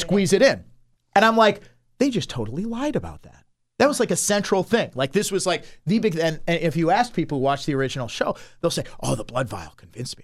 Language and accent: English; Milwaukee, Wisconsin, United States; growing up in the Milwaukee area